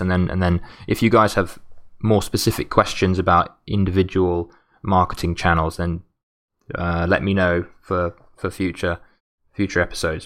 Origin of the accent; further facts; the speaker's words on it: United Kingdom; as a Brit